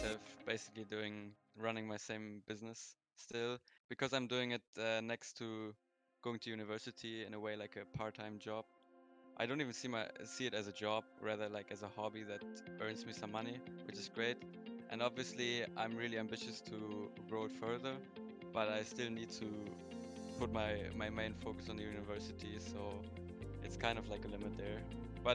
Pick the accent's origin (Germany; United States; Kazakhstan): Germany; I'm from Germany